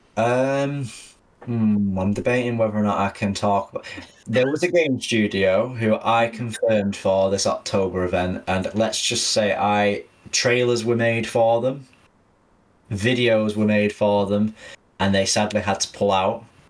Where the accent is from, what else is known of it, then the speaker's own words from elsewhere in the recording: Manchester, North West England, United Kingdom; I am a Mancunian born and bred